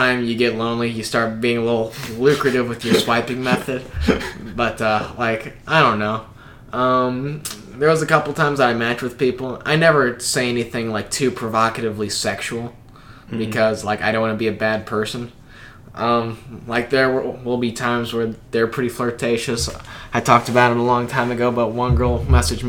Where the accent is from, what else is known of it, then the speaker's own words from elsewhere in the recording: Carbondale, Illinois, United States; accent: southern; now in Springfield, United States; I'm from Carbondale